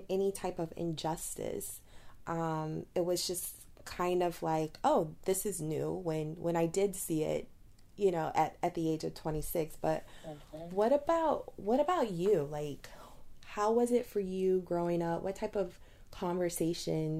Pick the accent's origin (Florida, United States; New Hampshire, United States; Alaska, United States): Florida, United States; Titusville; also born or lived in Baton Rouge, Louisiana; I grew up in Titusville, Florida, which is a predominantly white town.